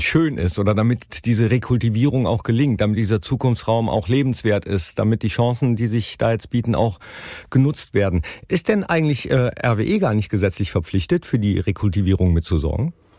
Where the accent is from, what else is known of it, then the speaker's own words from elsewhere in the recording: Mönchengladbach, North Rhine-Westphalia, Germany; ich als gebürtiger Mönchengladbacher